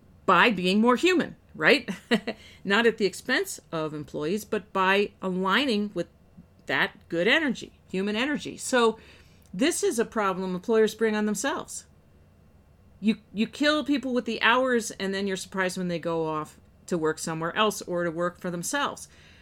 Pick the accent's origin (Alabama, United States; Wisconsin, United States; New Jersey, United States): New Jersey, United States; I'm cynical. I'm from Northern New Jersey. That's not to say we're all cynical